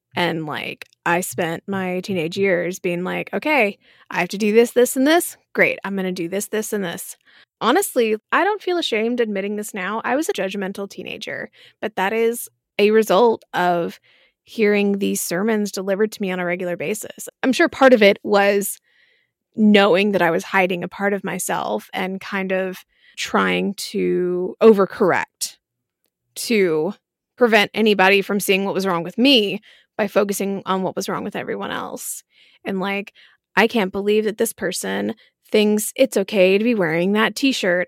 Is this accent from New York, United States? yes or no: no; Marietta, Georgia, United States; I grew up in Marietta